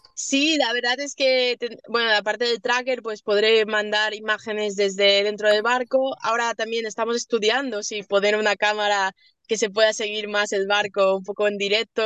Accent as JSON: {"language": "Spanish", "area": "Mallorca", "region": "Balearic Islands", "country": "Spain", "said": "soy de mallorquina"}